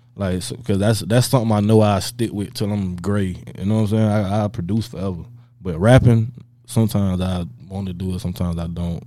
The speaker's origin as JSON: {"language": "English", "town": "Tampa", "region": "Florida", "country": "United States", "said": "I'm from Tampa"}